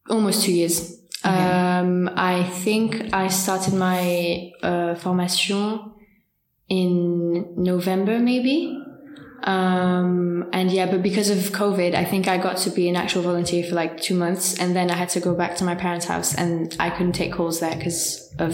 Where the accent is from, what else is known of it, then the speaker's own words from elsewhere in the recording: near Geneva, Auvergne-Rhône-Alpes, France; moved away as an adult; now in Paris, France; next to Geneva in okay. France.